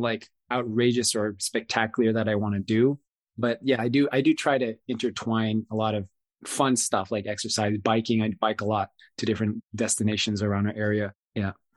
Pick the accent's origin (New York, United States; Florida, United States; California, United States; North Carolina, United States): North Carolina, United States; Raleigh; my old neighborhood that I grew up in in Raleigh, North Carolina